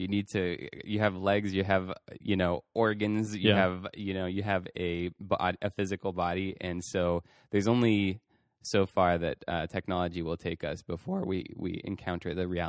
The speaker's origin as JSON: {"language": "English", "country": "France", "tie": "born or raised there", "said": "I think you know when I was growing up in France."}